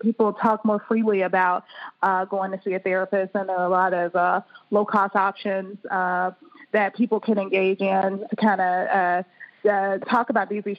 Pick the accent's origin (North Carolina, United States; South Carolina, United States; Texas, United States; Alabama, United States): Alabama, United States; Birmingham; moved away; also born or lived in Boston, Massachusetts / Maryland; I'm originally from Birmingham, Alabama